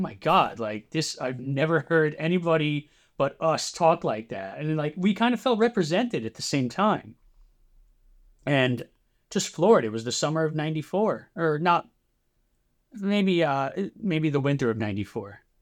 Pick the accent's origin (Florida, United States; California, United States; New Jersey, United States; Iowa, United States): New Jersey, United States; I grew up in New Jersey. I've lived in New Jersey, I'd say ninety-eight percent of my life